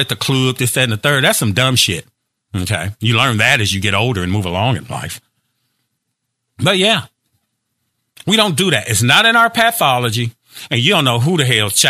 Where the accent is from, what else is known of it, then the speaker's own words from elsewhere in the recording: Gary, Indiana, United States; I'm from Gary, Indiana.